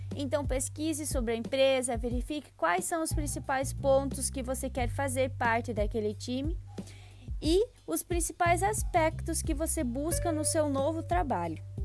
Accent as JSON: {"language": "Portuguese", "town": "Frederico Westphalen", "region": "Rio Grande do Sul", "country": "Brazil", "tie": "born or raised there", "said": "sou natural de Frederico Westphalen, cidade localizada perto da divisa com Santa Catarina"}